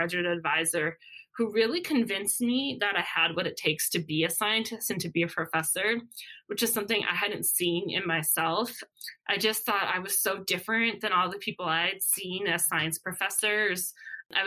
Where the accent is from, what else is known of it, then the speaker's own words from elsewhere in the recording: Minnesota, United States; moved away; I'm from Minnesota.